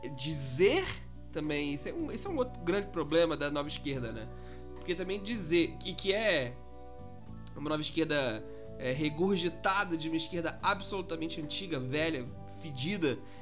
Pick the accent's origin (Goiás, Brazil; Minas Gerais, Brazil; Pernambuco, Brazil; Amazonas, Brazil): Minas Gerais, Brazil; eu sou de Minas